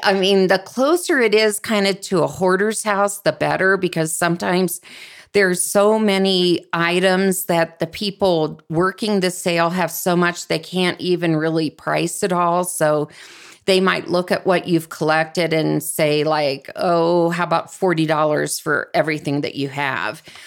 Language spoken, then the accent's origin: English; Columbus, Ohio, United States; where I grew up in Columbus, Ohio